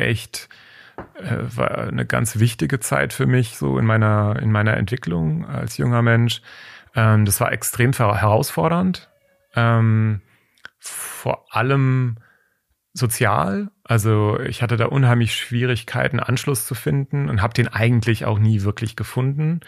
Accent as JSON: {"language": "German", "area": "Taunus", "region": "Hesse", "country": "Germany", "tie": "born or raised there", "said": "ich bin im Taunus aufgewachsen"}